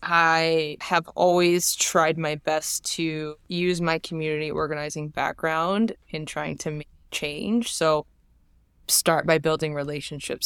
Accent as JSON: {"language": "English", "region": "New Jersey", "country": "United States", "said": "I'm from Jersey"}